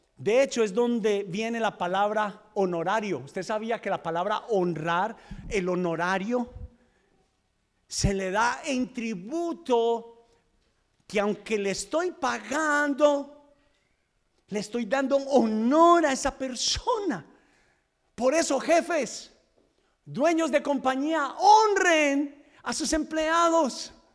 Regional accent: Medellín, Antioquia, Colombia; now in United States; los que somos de Medellín.

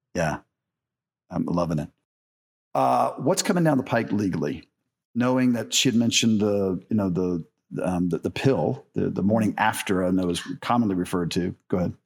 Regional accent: the South, United States; I grew up in the South

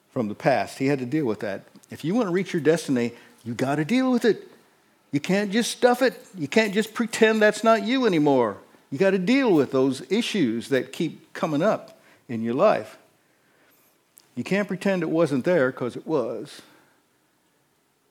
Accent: Northeast Indiana, United States; I was raised in Northeast Indiana.

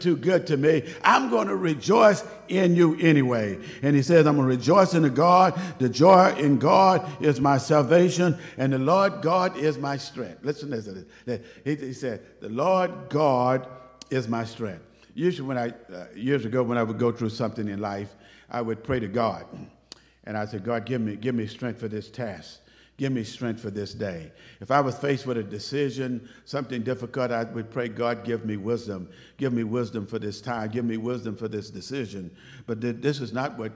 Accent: Waco, Texas, United States; moved away as an adult; also born or lived in Dallas, Texas / Plano, Texas; I grew up in Waco, so I guess I'm somewhat of a city boy

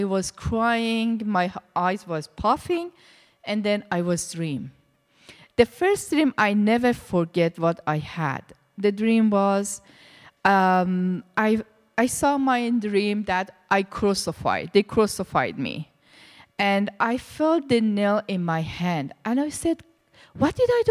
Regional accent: Iran; English is a second language; moved away as an adult; also born or lived in India; now in Canada; I was born in Iran, and my background was Muslim, very strict Muslim. I was in Iran, and I was in the religious school for 12 years

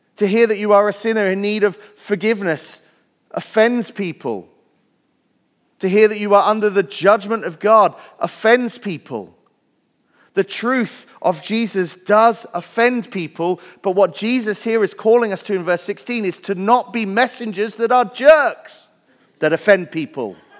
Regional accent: Wales, United Kingdom; moved away; I grew up in Wales where there are more sheep than people

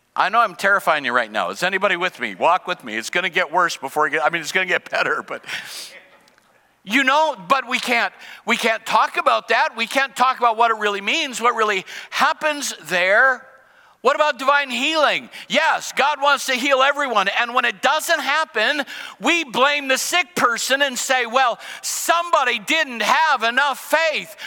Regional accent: United States; as an American and as a Christian

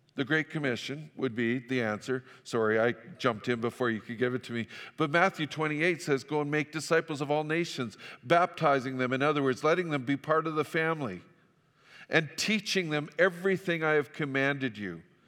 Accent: Fort St. John, British Columbia, Canada; moved away; also born or lived in Saskatchewan; I grew up in Fort Saint John

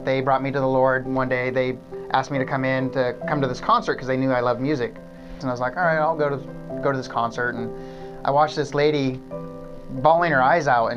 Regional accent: McCloud, California, United States; I grew up in McLeod, California. That's where I was born and raised

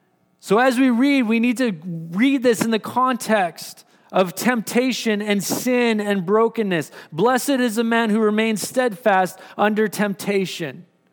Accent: Surrey, British Columbia, Canada; now in Powell River, Canada; I come from the city. I've only been here for about 16 months. And so I come from Surrey, where we like to drive.

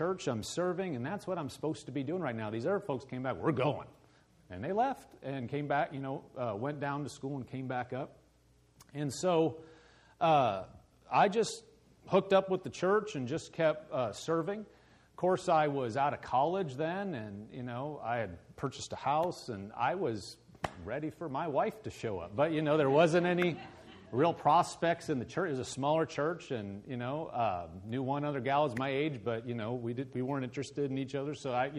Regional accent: Omaha, Nebraska, United States; moved away as an adult; also born or lived in Lincoln, Nebraska / Oklahoma; now in Andover, United States; I'm born and raised in Omaha, Nebraska.

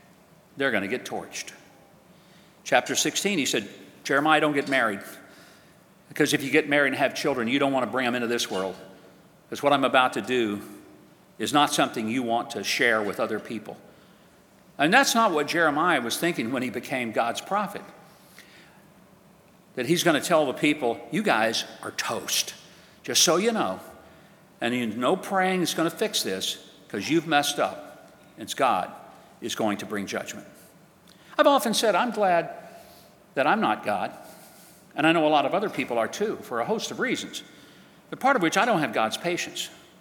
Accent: Hope, Arkansas, United States; playing Little League Baseball in my hometown of Hope, Arkansas

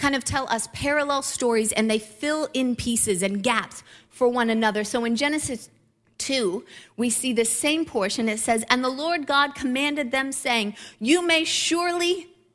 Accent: Ohio, United States; a couple who grew up in Midwest Ohio

